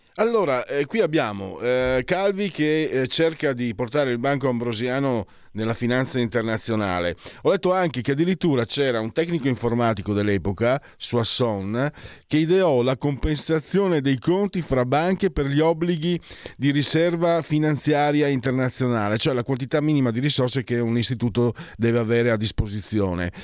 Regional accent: Friuli-Venezia Giulia, Italy; vengo dal Friuli e noi siamo sempre stati praticamente ignorati, nessuno sa dove siamo

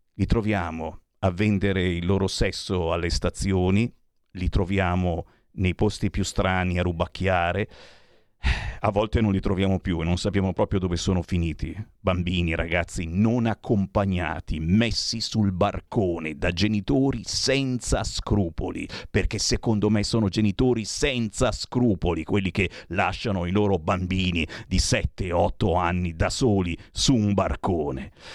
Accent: Italy

